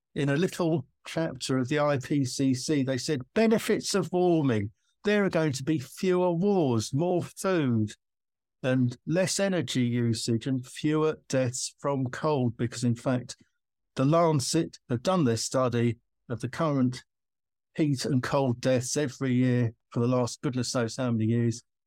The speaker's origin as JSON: {"language": "English", "country": "United Kingdom", "said": "I'm British"}